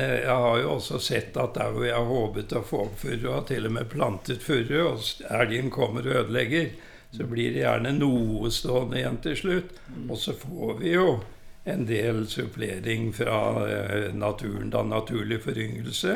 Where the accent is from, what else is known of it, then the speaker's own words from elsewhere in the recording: Kroken, Innlandet, Norway; also born or lived in Oslo; jeg er jo født og oppvokst på Kroken